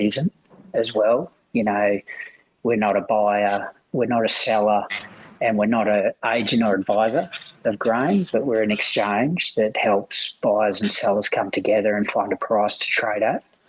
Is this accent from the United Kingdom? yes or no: no; Lake King, Western Australia, Australia; also born or lived in Perth; I grew up in Lake King, RC Esperance port zone in WA